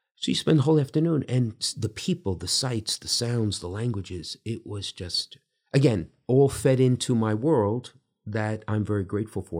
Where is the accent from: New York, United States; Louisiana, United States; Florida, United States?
New York, United States; New York City; now in Bridgeport, United States; growing up in Brooklyn in the time that I did